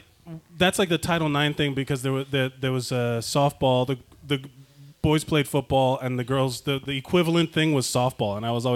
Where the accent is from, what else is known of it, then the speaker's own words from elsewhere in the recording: Miami, Florida, United States; I'm from Miami.